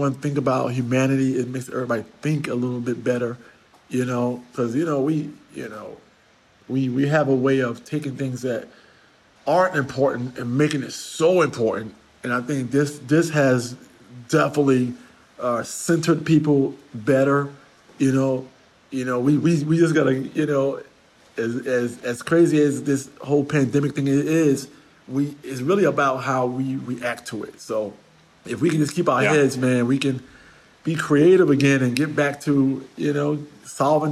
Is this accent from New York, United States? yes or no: yes; New York City, New York, United States; I'm a New Yorker